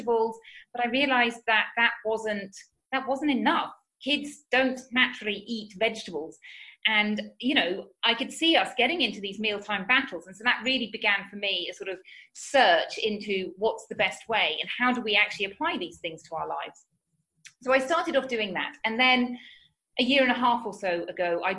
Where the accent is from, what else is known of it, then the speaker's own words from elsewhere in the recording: United Kingdom; moved away as an adult; now in Spain; as you can tell from my accent, I'm from the UK